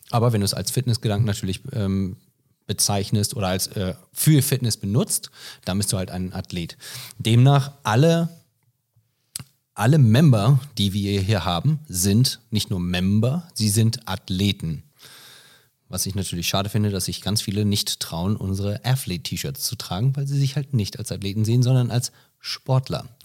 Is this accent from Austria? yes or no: no; United States; Ah, also ich bin Amerikaner.